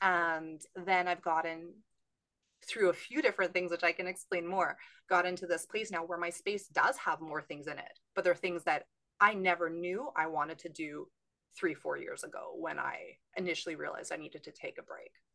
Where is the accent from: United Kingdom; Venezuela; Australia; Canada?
Canada; moved away as an adult; also born or lived in California; now in San Diego, United States; I'm from Canada, trained in Canada, but I actually live in California now